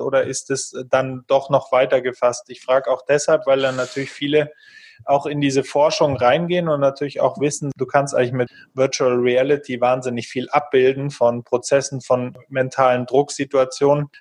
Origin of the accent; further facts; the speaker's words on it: Germany; wir vielleicht auch als Deutsche